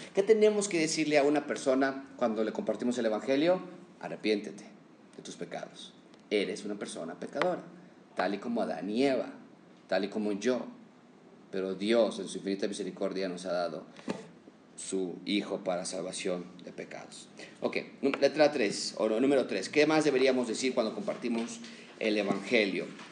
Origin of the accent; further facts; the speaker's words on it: Mexico; como mexicanos somos muy cordiales